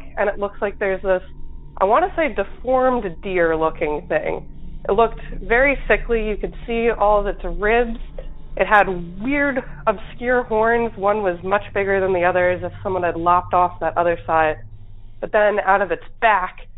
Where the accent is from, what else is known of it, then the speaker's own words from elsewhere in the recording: New Jersey, United States; I'm from South Jersey